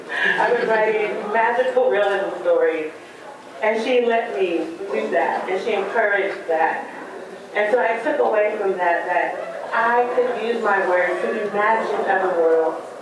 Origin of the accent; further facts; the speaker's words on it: Portland, Oregon, United States; growing up in Portland, Oregon, in a neighborhood that had a lot of stereotypes about it